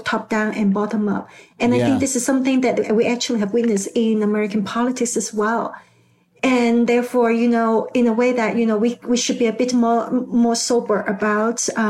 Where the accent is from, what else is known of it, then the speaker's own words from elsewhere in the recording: Hong Kong; I'm also from Hong Kong